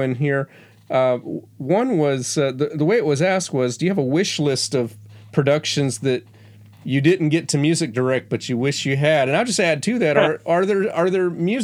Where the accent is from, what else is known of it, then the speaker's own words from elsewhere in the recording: the South, United States; I'm from the South